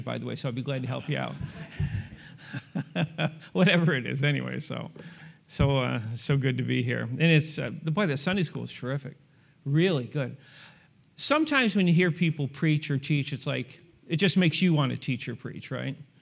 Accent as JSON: {"language": "English", "region": "New York", "country": "United States", "tie": "born or raised there", "moved": "yes", "lives_now": "Lawrence, United States", "said": "born and raised in New York"}